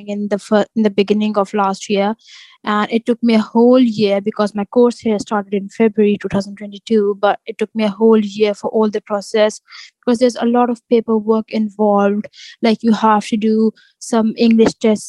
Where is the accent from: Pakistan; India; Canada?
Pakistan; Lahore, Punjab; moved away as an adult; now in Northampton, United Kingdom; I'm from Pakistan. So I live in Lahore.